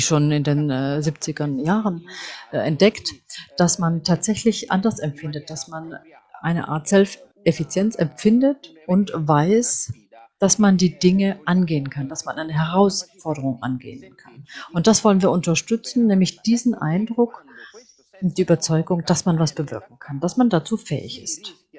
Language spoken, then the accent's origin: German; Bangladesh; moved away; Und ich komme ja ursprünglich aus Bangladesch